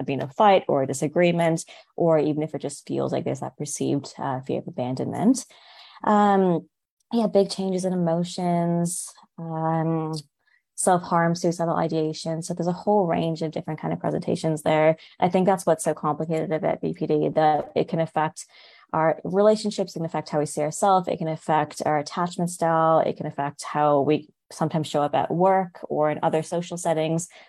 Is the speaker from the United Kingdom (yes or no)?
no; Canada; moved away as an adult; now in Wollongong, Australia; I'm originally from Canada, so I've moved here about 5 years ago